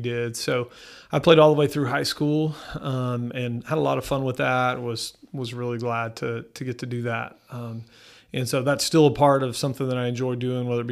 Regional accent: Mustang, Oklahoma, United States; now in Enid, United States; I grew up in Mustang, so pretty suburban, suburbanite.

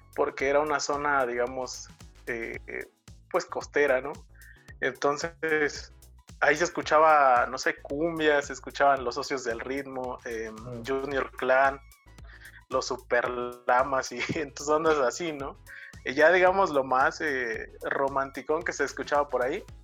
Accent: Asunción Nochixtlán, Oaxaca, Mexico; soy de Asunción Ochixtlán, Oaxaca

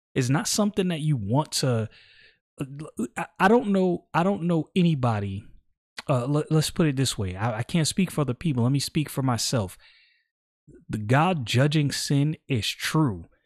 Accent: New York City, New York, United States; now in Florida, United States; I was born and raised in Brooklyn

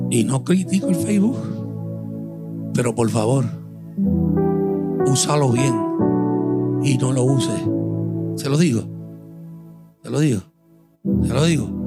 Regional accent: Puerto Rico; moved away; Hace un año y algo y pico que estoy aquí en Honrando me vine de Puerto Rico

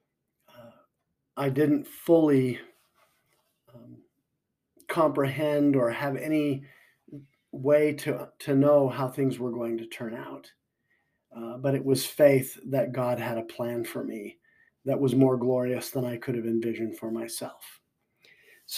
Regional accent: Orem, Utah, United States; I grew up in Orem, Utah

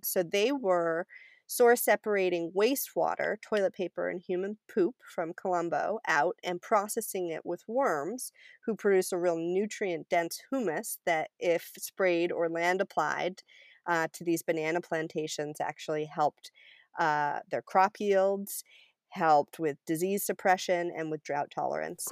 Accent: Cumberland, Maine, United States; I grew up in Cumberland, Maine, uh, which is a really small town north of Portland

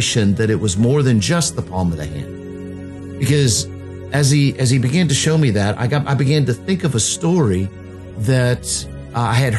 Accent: Virginia Beach, Virginia, United States; born and raised in Virginia Beach

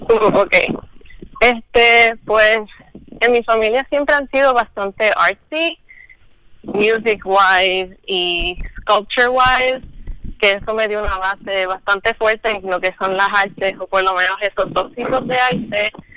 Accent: Luquillo, Puerto Rico; soy de Luquillo

